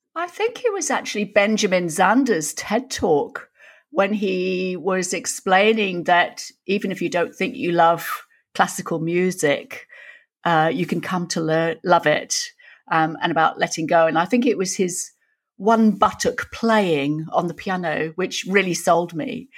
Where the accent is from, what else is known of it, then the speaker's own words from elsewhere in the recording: York, Yorkshire and the Humber, United Kingdom; now in Australia; I was born in York, some of Yorkshire, Lass